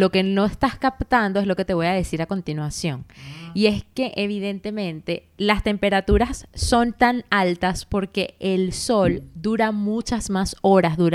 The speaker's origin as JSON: {"language": "Spanish", "country": "Venezuela", "also_born_or_lived": "Barcelona", "moved": "yes", "said": "yo vivía en Barcelona, o sea, es decir, yo llegué de Venezuela a Barcelona. Estuve viviendo ahí dos años y medio."}